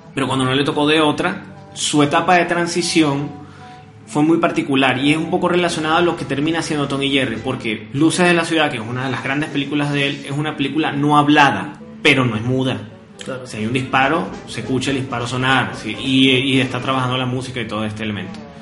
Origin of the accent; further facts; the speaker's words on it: Venezuela; crecimos nosotros, básicamente, bueno, en Venezuela